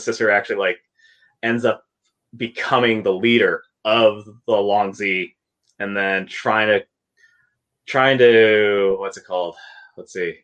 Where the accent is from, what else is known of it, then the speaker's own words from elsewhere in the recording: Canada; I'm Canadian.